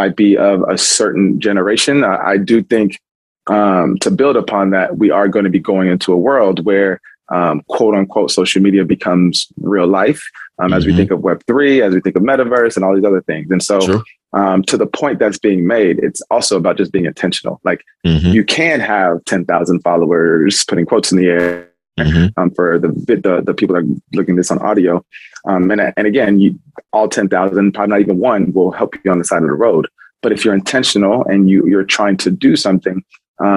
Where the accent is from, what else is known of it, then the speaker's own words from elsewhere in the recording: Houston, Texas, United States; moved away as an adult; also born or lived in Indianapolis; now in Michigan, United States; I'm from Houston